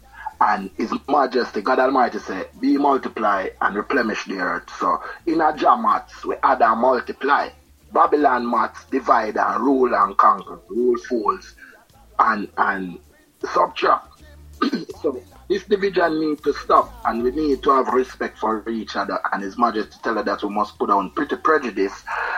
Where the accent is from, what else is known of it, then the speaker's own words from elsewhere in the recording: Kingston, Jamaica; moved away as an adult; also born or lived in Switzerland; now in England; So I'm from East Kingston, you know, at that time I'm here in England